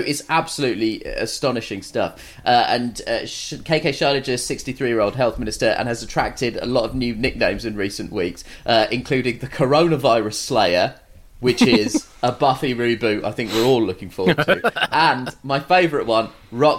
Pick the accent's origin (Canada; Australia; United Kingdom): United Kingdom; I'm a British man